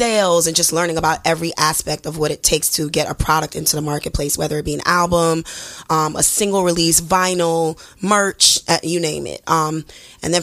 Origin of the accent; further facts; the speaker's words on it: New York City, New York, United States; I'm from Brooklyn, born and raised, BK all day, 718